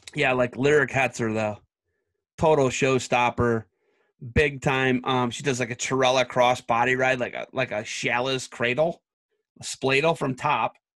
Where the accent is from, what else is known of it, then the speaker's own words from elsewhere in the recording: Oak Harbor, Ohio, United States; I'm from Ottawa County